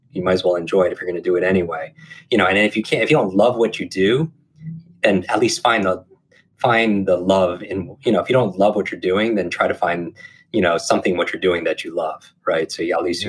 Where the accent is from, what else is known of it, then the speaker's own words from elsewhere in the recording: Northeast, United States; I grew up in the Northeast